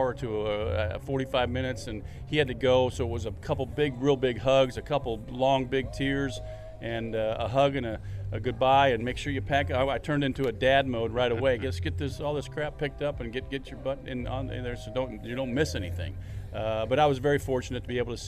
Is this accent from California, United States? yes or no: yes; Fullerton, California, United States; I grew up 10 minutes down the road in Fullerton